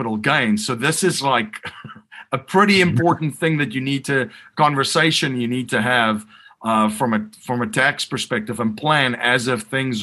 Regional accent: South Africa; growing up in South Africa

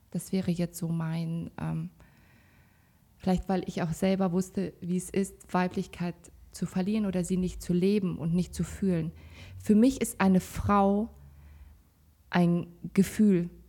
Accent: Kazakhstan; born there; also ich komme gebürtig aus Kasachstan, da sind halt auch andere Regeln.

